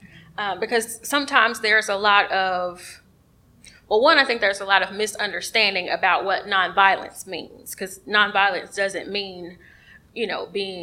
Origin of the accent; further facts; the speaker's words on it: Georgia's 5th District, United States; First of all … I was fortunate enough to be born and raised in Georgia's 5th District, so John Lewis has been my congressman